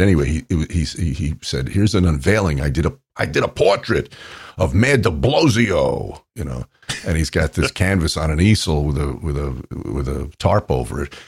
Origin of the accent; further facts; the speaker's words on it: New York, United States; I grew up in New York